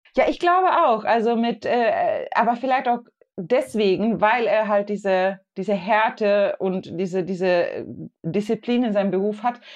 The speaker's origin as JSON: {"language": "German", "country": "Sweden", "said": "Also ich komme ja aus Schweden"}